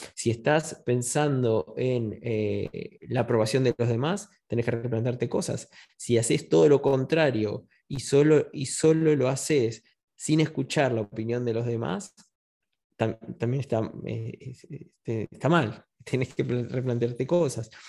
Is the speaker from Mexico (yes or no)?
no; Buenos Aires, Argentina; now in Spain; Yo nací en 1980 en Buenos Aires, eh, pasé una infancia feliz